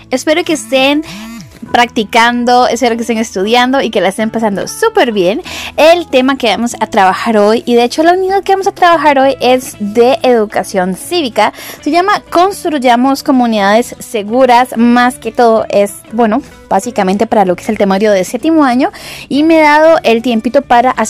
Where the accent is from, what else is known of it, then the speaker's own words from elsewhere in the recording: Costa Rica; como costarricenses